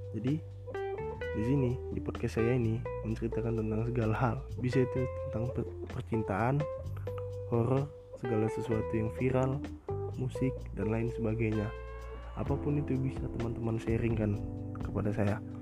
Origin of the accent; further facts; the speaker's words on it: Medan, North Sumatra, Indonesia; saya dari Medan